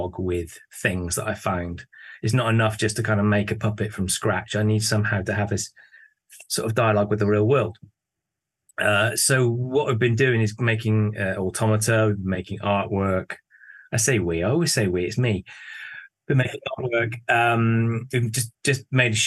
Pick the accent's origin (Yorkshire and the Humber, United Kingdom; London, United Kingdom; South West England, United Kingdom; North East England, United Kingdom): South West England, United Kingdom; Bristol; moved away as an adult; now in Leeds, United Kingdom; I'm originally from Bristol, which is down in the south of England.